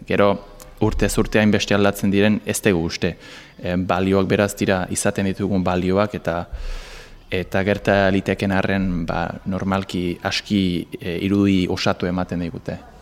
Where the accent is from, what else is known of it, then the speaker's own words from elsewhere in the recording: England, United Kingdom; moved away; ni Inglaterrakoa naiz